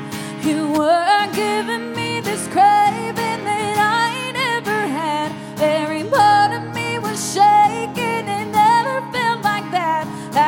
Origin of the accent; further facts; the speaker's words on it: Marion, North Carolina, United States; also born or lived in Fort Campbell, Kentucky / Florida; I'm from Marion, North Carolina, and also Fort Campbell, Kentucky, and the whole state of Florida. I've moved 15 times. I'm an Army brat